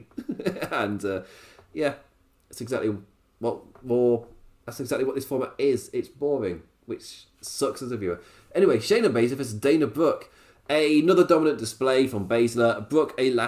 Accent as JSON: {"language": "English", "country": "United Kingdom", "said": "as a British person"}